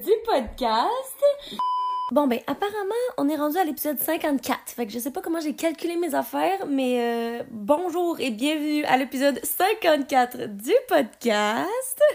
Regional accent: Quebec City, Quebec, Canada; now in Montreal, Canada; je viens de Québec

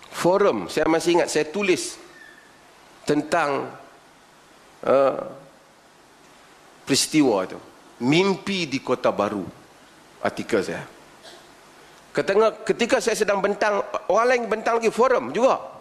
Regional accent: Penang, Malaysia; Saya saya orang Pulau Pinang. First time main Perlis.

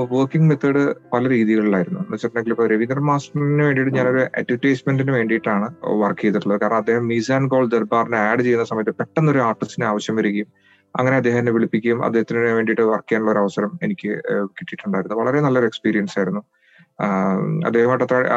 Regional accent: Calicut University, Kerala, India; born or raised there

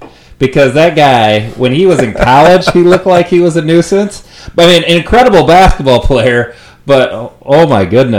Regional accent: Iowa, United States; moved away; So I'm originally from Iowa and a Hawkeye fan.

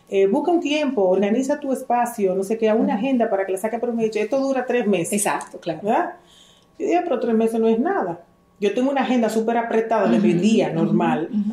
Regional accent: Dominican Republic; also born or lived in Israel

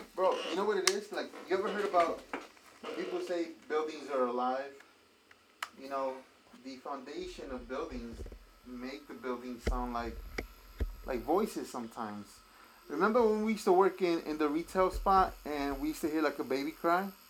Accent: New York City, New York, United States; I grew up in Bushwick

